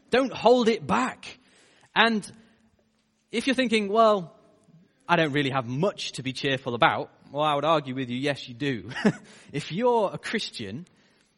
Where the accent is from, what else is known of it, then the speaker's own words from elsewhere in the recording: United Kingdom; as British people